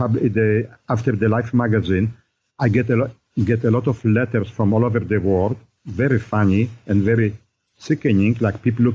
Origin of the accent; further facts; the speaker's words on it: Poland; now in United States; I grew up in Poland